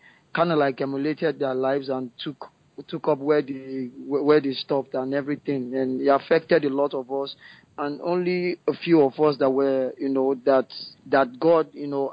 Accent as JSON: {"language": "English", "town": "Ikeja", "region": "Lagos", "country": "Nigeria", "tie": "born or raised there", "said": "I was born and raised in Ikeja, Lagos, Nigeria."}